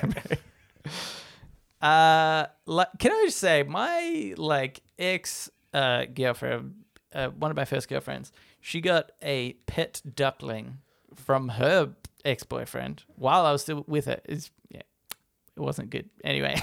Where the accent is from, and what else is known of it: Australia